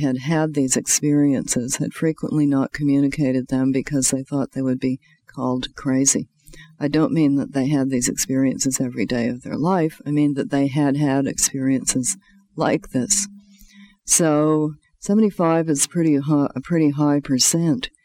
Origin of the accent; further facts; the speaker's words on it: Canada; being a Canadian